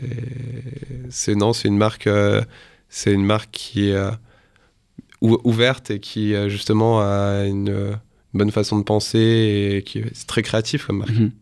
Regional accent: northern France, France; moved away as an adult; now in Paris, France; je suis originaire du nord de la France

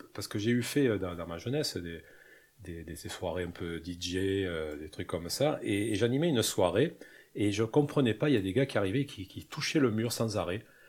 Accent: Corsica, France; je suis corse

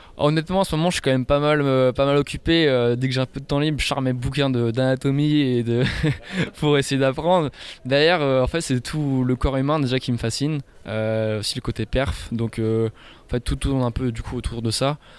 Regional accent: Dinan, Brittany, France; also born or lived in Rennes; je viens de Dinan, je suis né à Dinan. étudiant sur Rennes, donc la Bretagne, euh, au plus profond de mon cœur

